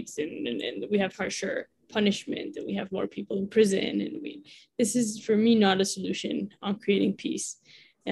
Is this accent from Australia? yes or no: no; Mexico; also born or lived in United States; A U.S. Mexican